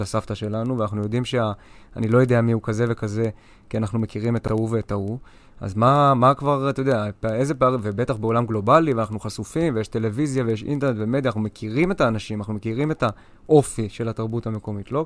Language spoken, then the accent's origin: Hebrew; Israel; אנחנו ישראלים